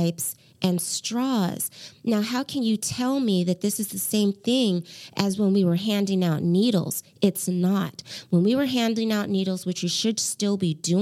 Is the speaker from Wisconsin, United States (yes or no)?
no; Portland, Oregon, United States; moved away as an adult; also born or lived in Hawaii; I grew up in Portland